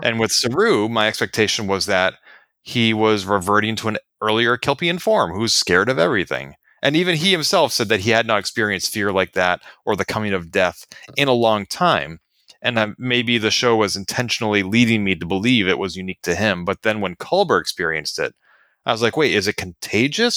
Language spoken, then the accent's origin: English; United States; I am an American